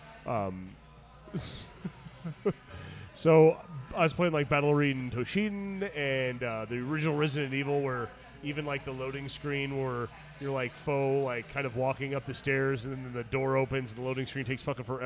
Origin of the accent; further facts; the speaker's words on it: Arizona, United States; moved away as an adult; also born or lived in Phoenix, Arizona; the Rodeo Chudesky fire burned my hometown nearly to the ground. And I moved to Phoenix